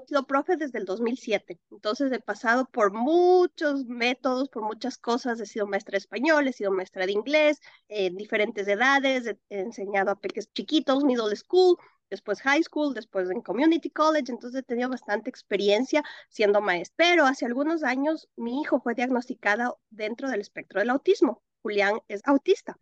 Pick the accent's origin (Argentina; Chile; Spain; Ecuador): Ecuador; Quito, Pichincha; moved away as an adult; also born or lived in Philadelphia, United States / Atlanta, United States; now in North Carolina, United States; yo soy ecuatoriana, viví en Quito muchísimos años de mi vida y ahora actualmente vivo en Carolina del Norte